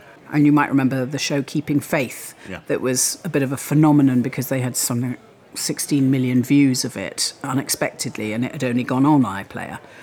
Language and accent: English; Wales, United Kingdom; moved away as an adult; grew up in Wales, yes. Mo- my parents moved to Wales when I was three. I was educated there and I lived there until I went to university.